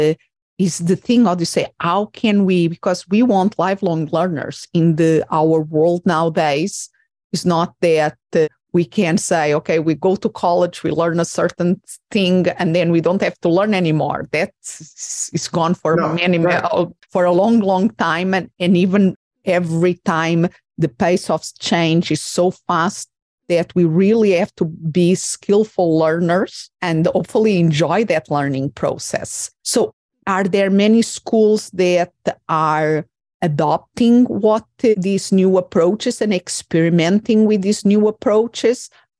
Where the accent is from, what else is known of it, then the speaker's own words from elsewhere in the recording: Portugal; moved away; I'm originally from Portugal